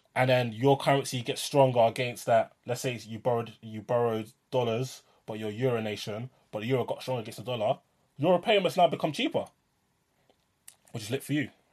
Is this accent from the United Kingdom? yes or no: yes; London, United Kingdom; I'm a Londoner living in London